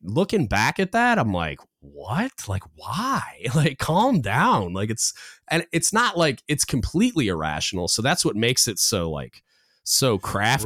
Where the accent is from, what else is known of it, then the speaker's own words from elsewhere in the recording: Michigan, United States; moved away; I grew up in Michigan, so like when I go home, my dad watches like old westerns